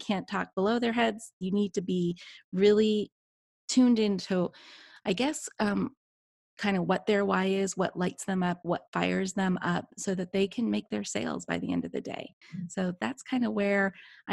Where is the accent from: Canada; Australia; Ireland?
Canada; moved away as an adult; now in Odessa, United States; I grew up in Canada. I went to high school and graduated from high school in Canada.